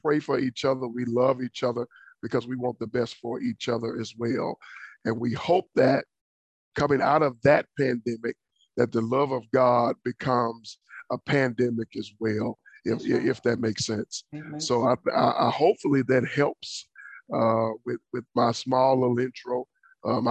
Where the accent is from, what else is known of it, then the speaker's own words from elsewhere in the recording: Dallas, Texas, United States; moved away as an adult; now in Florida, United States; born and raised in Dallas, Texas